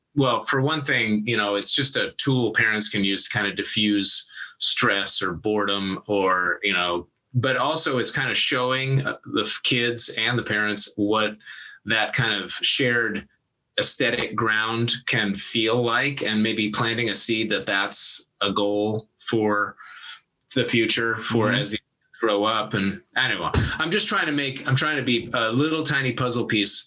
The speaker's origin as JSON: {"language": "English", "area": "Yarrow Point, east of Seattle", "region": "Washington", "country": "United States", "tie": "born or raised there", "said": "I grew up across Lake east of Seattle in a little tiny town called the Arrow Point, which is kind of part of Ballew, which is like the other side of Lake Washington from Seattle"}